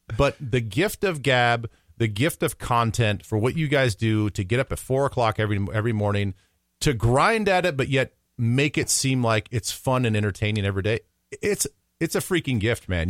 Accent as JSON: {"language": "English", "region": "Midwest", "country": "United States", "tie": "born or raised there", "also_born_or_lived": "Council Bluffs, Iowa", "said": "I'm a Midwesterner born and raised"}